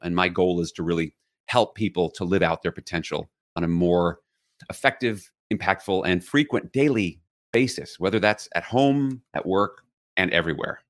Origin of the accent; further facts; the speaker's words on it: New York City, New York, United States; I grew up in New York City